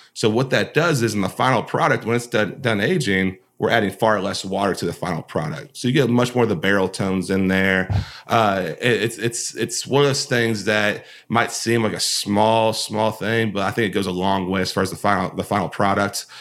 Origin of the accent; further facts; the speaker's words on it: Kentucky, United States; growing up in Kentucky, obviously you hear about Bonnaroo a lot